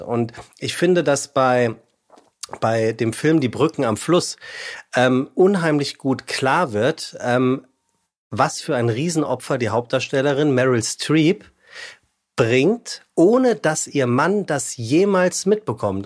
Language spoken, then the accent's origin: German; Frankfurt, Hesse, Germany; now in Hamburg, Germany; Das sage ich als Hamburger, ja Frankfurter eigentlich